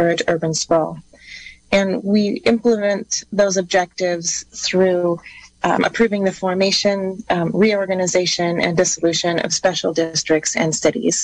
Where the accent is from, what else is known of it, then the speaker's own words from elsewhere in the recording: Covelo, California, United States; moved away as an adult; also born or lived in Grass Valley; I grew up in Covelo and attended Humboldt State University